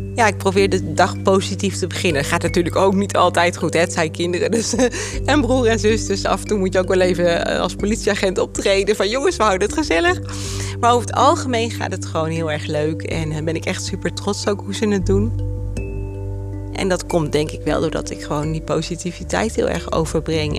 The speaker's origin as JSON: {"language": "Dutch", "town": "Apeldoorn", "region": "Gelderland", "country": "Netherlands", "tie": "born or raised there", "said": "ik kom uit Apeldoorn. Ik ben hier ook echt geboren en getogen"}